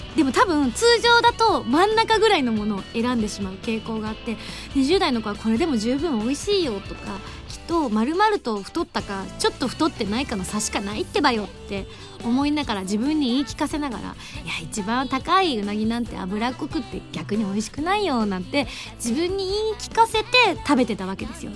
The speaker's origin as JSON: {"language": "Japanese", "region": "Yamaguchi", "country": "Japan", "tie": "born or raised there", "moved": "yes", "said": "山口出身"}